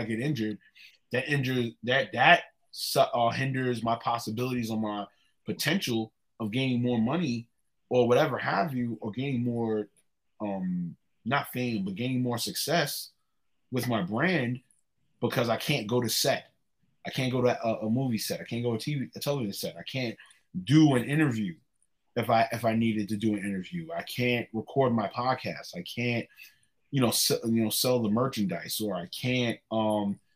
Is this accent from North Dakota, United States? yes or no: no; New York City, New York, United States; moved away; I was from Northside. I was from Laurelton